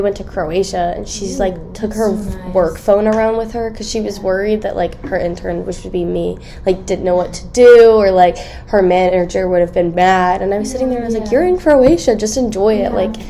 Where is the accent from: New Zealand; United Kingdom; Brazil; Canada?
Canada; Yeah. So I'm Canadian. I could bring like poutine.